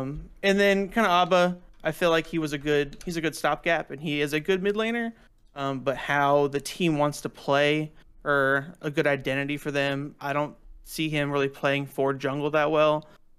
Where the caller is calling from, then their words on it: Charlotte, North Carolina, United States; Hey, calling from Charlotte, North Carolina.